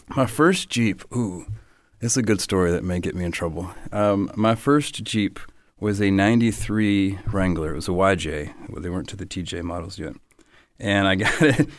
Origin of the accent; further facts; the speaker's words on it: above Atlanta, North Georgia, United States; moved away; also born or lived in Nashville, Tennessee; I, I, grew up above Atlanta, and then um, part of my youth outside of Nashville, Tennessee.